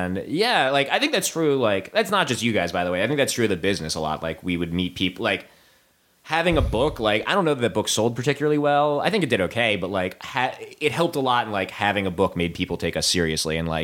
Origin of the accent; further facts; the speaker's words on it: New Jersey, United States; also born or lived in New York / Pennsylvania; I grew up in New Jersey